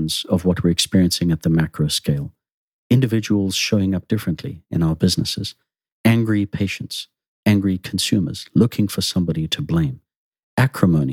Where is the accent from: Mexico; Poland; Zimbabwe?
Zimbabwe; Growing up in Zimbabwe, I was one of those nations influenced by the communist bloc